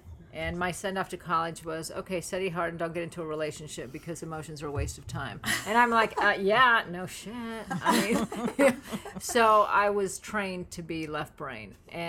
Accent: Los Angeles, California, United States; I'm from LA.

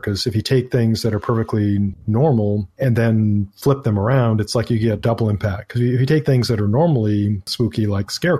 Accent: Maine, United States; I'm from Maine

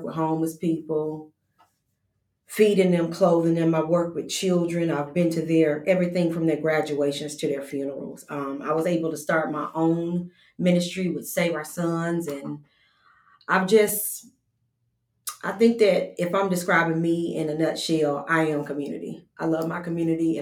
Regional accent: Huntsville, Alabama, United States; I'm a Huntsville native, and I grew up in the Rocket City on North Parkway

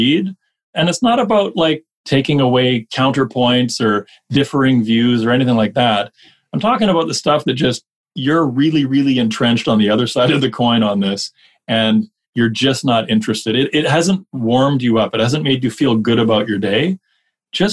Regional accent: Canada; we're Canadian

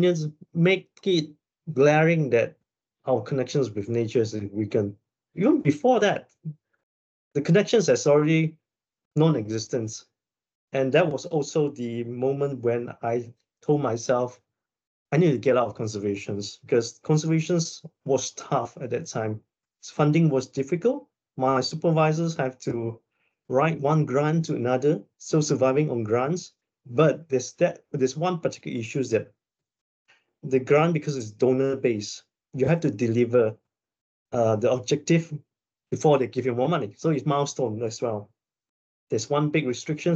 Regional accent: Malaysia; moved away as an adult; also born or lived in United States / Canada / Scotland; I went back to Malaysia, which is my hometown

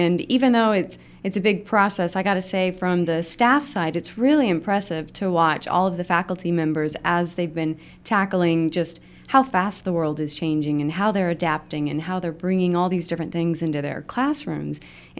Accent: Utah, United States; also born or lived in Illinois; I'm from Utah, and then I lived in Illinois, so the soda and pop thing.

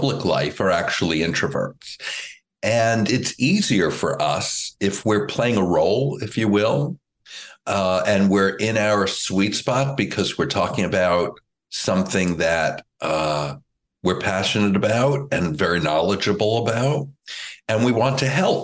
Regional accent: Woodmere, New York, United States; I grew up in Woodmere, New York, which is on Long Island

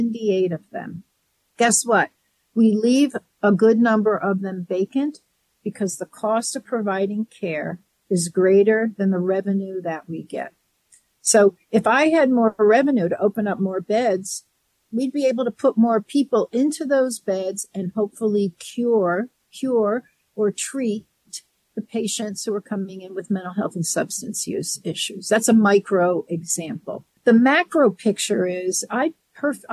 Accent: New York, United States; now in Colorado, United States; I'm a New Yorker

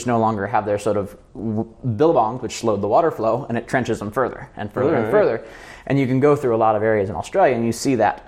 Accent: United States; I'm American

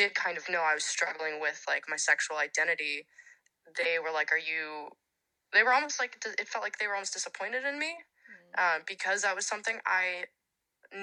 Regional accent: Los Angeles, California, United States; moved away as an adult; also born or lived in Santa Barbara; growing up in Los Angeles, being a big city girl

